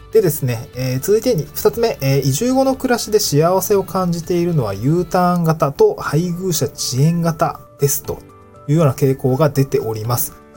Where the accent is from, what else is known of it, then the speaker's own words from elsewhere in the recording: Niigata, Japan; moved away as an adult; also born or lived in Hirosaki, Aomori / Tokyo; now in Awaji Island, Japan; 僕はね、新潟生まれだし、 新潟で18年住んでいて、青森に4年ぐらいいたんですけど